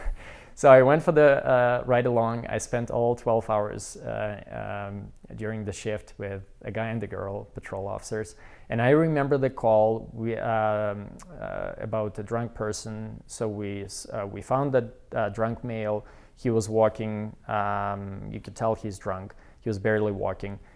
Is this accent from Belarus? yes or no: yes; Belarus; English is a second language; moved away as an adult; also born or lived in Quebec, Canada / Wilcox, Saskatchewan, Canada / Saskatoon, Canada; now in Calgary, Canada; we are from Belarus